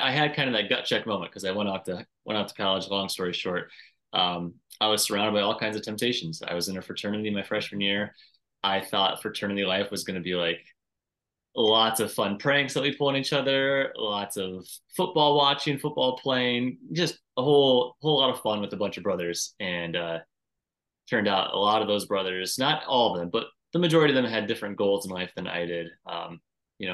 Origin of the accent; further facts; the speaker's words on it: Davenport, Iowa, United States; now in Minnesota, United States; I am in the wonderful state of Minnesota right now, though I grew up in the glorious state of Iowa